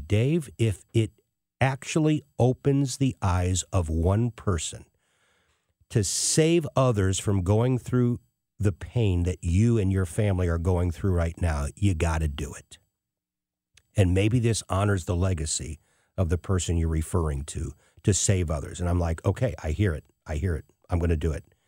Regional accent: United States; As an American

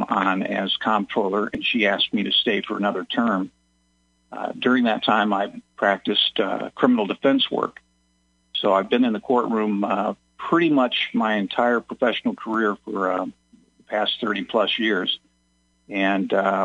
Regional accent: Springfield, Illinois, United States; also born or lived in Chicago; I was born and raised here in Springfield

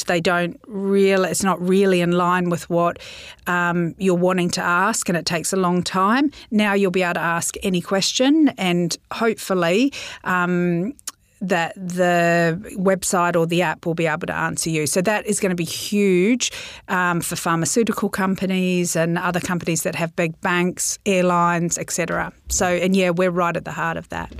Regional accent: New Zealand; I'm a Kiwi

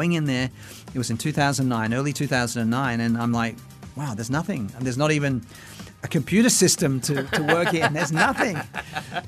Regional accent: Sydney, New South Wales, Australia; moved away as an adult; also born or lived in Brisbane; now in Singapore; I'm from Sydney, but I've chosen Brisbane because it's a lovely climate.

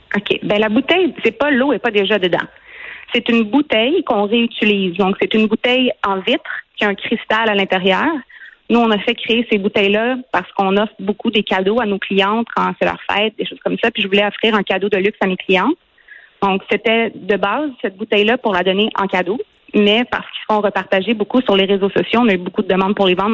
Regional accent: Quebec, Canada; Moi, je suis québécoise

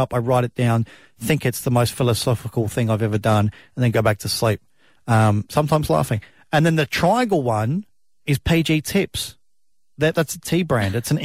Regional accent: South Australia, Australia; where I grew up in South Australia

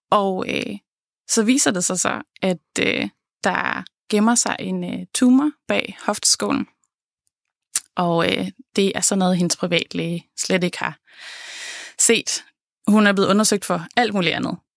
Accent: Jutland, Denmark; jeg tager så hjem til Jylland, hvor jeg kommer fra

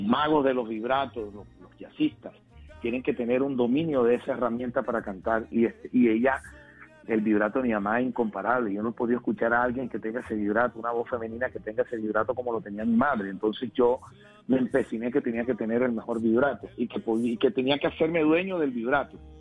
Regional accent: Cartagena, Bolívar, Colombia; en el barrio del Semaní, de mi ciudad natal, Cartagena, donde nací

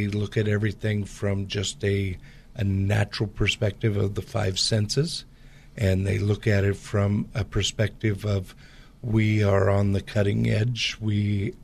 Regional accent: Portland, Pacific Northwest, United States; I grew up in the Pacific Northwest

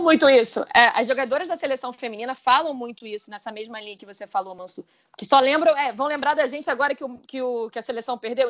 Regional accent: Brazil; Como brasileira

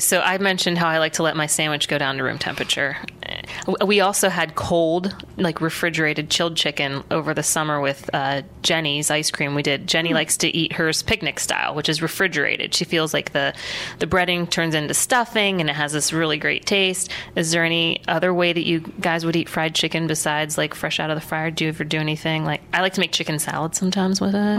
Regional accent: Warren, Ohio, United States; now in Columbus, United States; childhood memories growing growing up in Warren, Ohio, in northeastern Ohio

